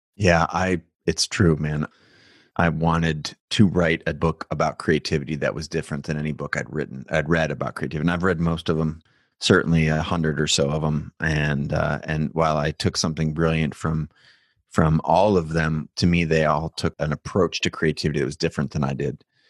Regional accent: United States; I was born in America

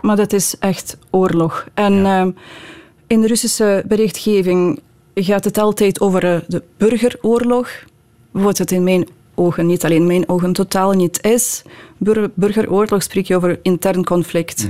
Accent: Odesa, Odesa Oblast, Ukraine; Dutch is a second language; now in Belgium; Odessa, mijn geboortestad

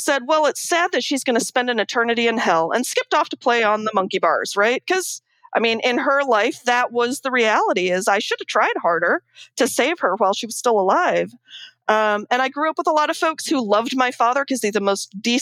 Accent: Akron, Ohio, United States; now in Oakland, United States; I grew up mostly in Akron, Ohio

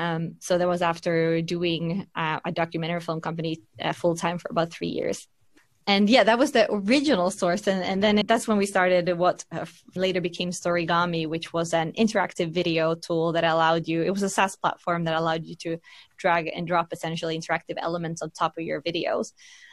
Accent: Finland; also born or lived in London, United Kingdom / United States / Berlin, Delaware, United States; now in Sweden; So I'm originally from Finland, first of all, although I've lived abroad most of my life.

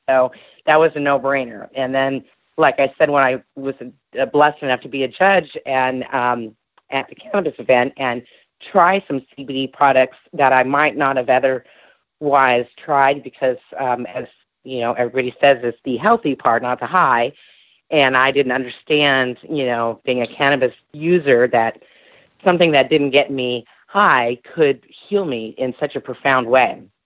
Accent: California, United States; also born or lived in Louisiana; now in Phoenix, United States; I'm originally from California, and I grew up with my mom and in uh, California in the summers with my dad in Louisiana

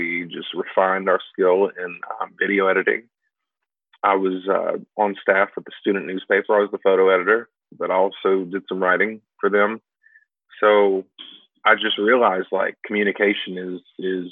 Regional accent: Louisville, Kentucky, United States; moved away as an adult; now in Paducah, United States; growing up in Louisville

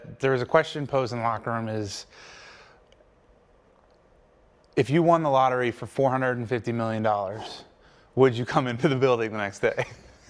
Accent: Delaware, United States; So I always tell people, like when I went to Pittsburgh, I was like, I'm from Delaware. And people are like, where's Delaware? And I'm like, oh, it's like 30, 40 minutes outside of Philly.

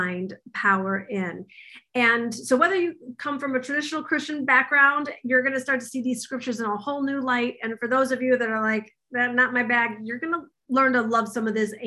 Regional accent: Troy, Michigan, United States; I grew up in Troy, Michigan

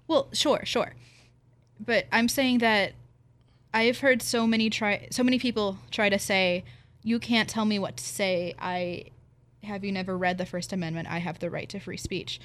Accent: Pennsylvania, United States; come from a Pennsylvania farming community and every farm has at least one rifle on it

